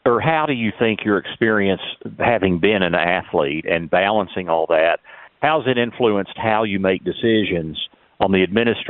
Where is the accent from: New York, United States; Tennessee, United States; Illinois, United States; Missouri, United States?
Tennessee, United States; I grew up in the Tennessee community because my dad was general counsel over at the University of Tennessee for 25 years, and so I kind of grew up in it.